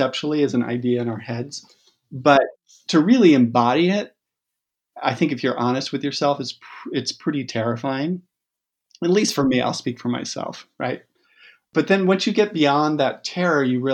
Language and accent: English; South Salem, New York, United States; now in West Marin County, United States; I grew up in Westchester.